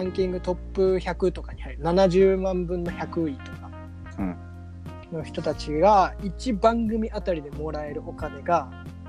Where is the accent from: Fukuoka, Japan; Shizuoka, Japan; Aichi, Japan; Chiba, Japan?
Shizuoka, Japan; Hamamatsu; 僕らの地元浜松